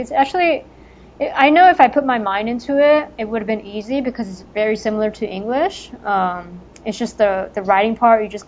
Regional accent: Los Angeles, California, United States; a public school down where I grew up in El Sereno over there

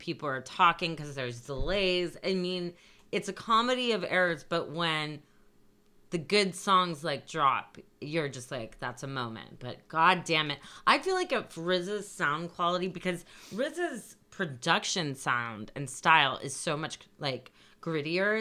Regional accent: California, United States; moved away; also born or lived in East Coast / New York; I'm from California to begin

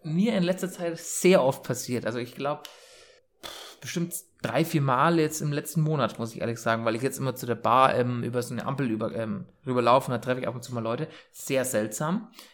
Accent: Bayreuth, Bavaria, Germany; bei uns in Bayreuth

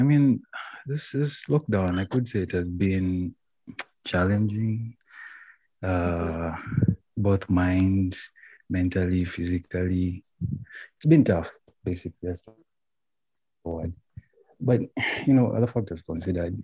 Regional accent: Uganda; moved away as an adult; also born or lived in United States; I'm from Uganda. So yeah, I got a chance to go to the United States of America at the age of 18.

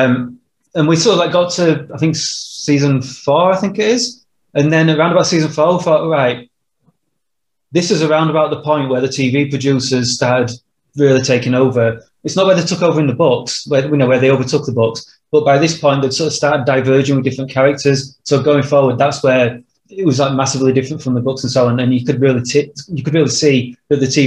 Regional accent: Yorkshire and the Humber, United Kingdom; we're two white dudes who come from a, you know, Yorkshire mining town in, well, Yorkshire. We're not American.

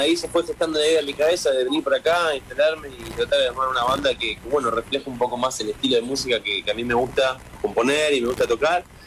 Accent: Argentina; now in Los Angeles, United States; Somos dos argentinos

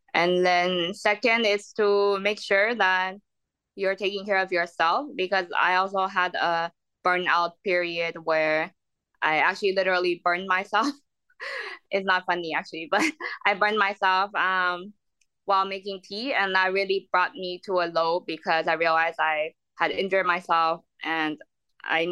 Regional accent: United States; moved away as an adult; now in London, United Kingdom; I'm American, I also staying in the UK on the entrepreneur visa

